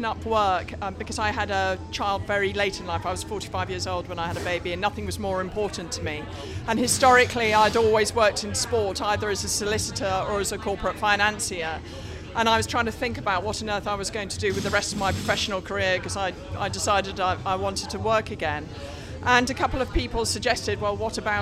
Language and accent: English; England, United Kingdom; So I'm definitely English for this weekend, even though I generally call myself British.